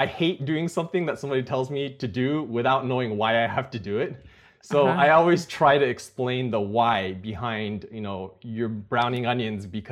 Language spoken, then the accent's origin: English; Napa, California, United States; I grew up in Napa, which is not too far from Silicon Valley